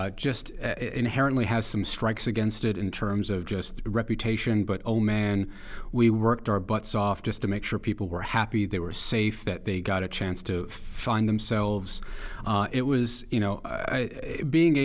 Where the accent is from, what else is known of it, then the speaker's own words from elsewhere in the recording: New York City, New York, United States; I grew up in Chelsea, in Manhattan